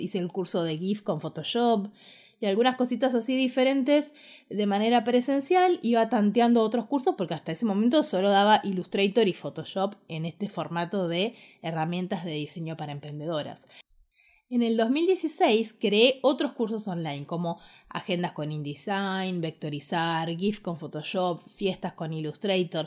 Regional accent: Ushuaia, Tierra del Fuego, Argentina; moved away as an adult; also born or lived in Buenos Aires / Quilmes / Córdoba; Yo nací en Ushuaia, me crié en Ushuaia y a los 18 años decidí que quería estudiar la carrera de diseño gráfico y me vine a vivir a Buenos Aires

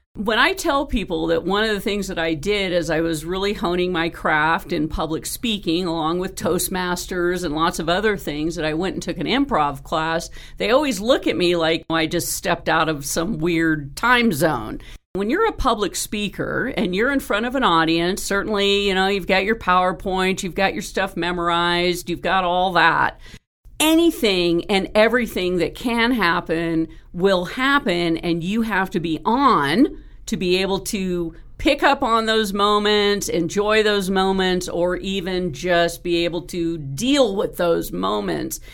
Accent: Marin County, California, United States; I grew up in Marin County

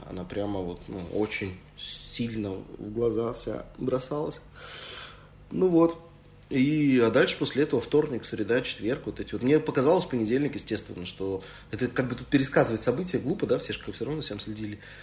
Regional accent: Saint Petersburg, Russia; moved away; also born or lived in Moscow; Одновременно я как бы, петербуржец и москвич. Ну вот. Но не получается на самом деле, потому что в Москве я все время петербуржец, а в Петербурге я все время москвич

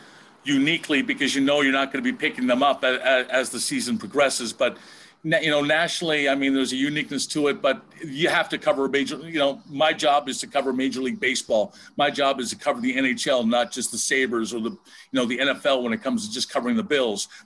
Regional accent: Buffalo, New York, United States; now in Windsor, Canada; seeing my hometown once again on TV from my where I grew up, and seeing, you know, the 190 in the background

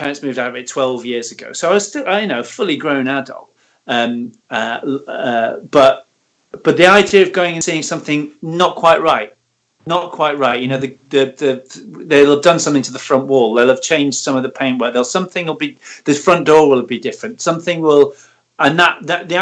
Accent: Manchester, North West England, United Kingdom; moved away; I grew up in Manchester, just off the motor, the M62

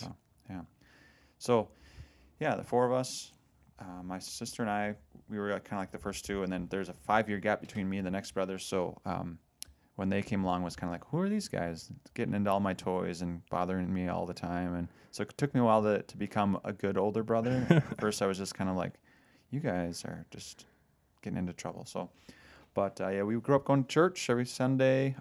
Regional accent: Lindstrom, Minnesota, United States; I grew up, uh, actually outside the Diocese of Duluth, as I mentioned this weekend, uh, down in Lindstrom, which is, um, it's actually close to Wisconsin.

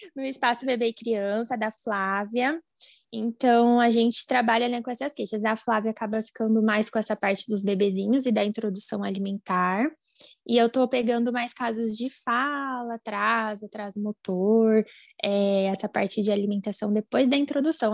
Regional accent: Campinas, São Paulo, Brazil; Eu sou aqui de Campinas, do interior de São Paulo

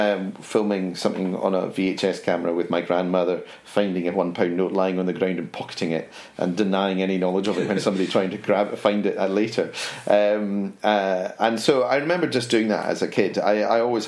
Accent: Edinburgh, Scotland, United Kingdom; So I was Edinburgh, and it's more a case of which school didn't I go to in Edinburgh

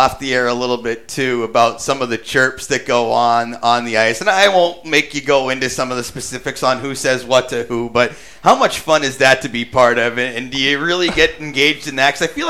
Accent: New England, United States; I grew up in New England

